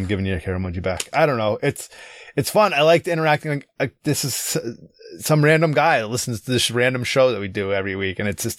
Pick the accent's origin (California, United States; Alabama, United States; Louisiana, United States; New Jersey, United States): Louisiana, United States; would be considered quite wealthy where I grew up in the Southwest, Louisiana.